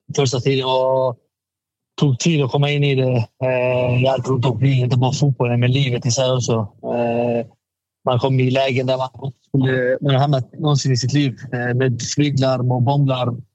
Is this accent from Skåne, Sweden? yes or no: yes; Malmö, Skåne, Sweden; also born or lived in Stockholm; jag är från Malmö. Jag har alltid varit i Malmö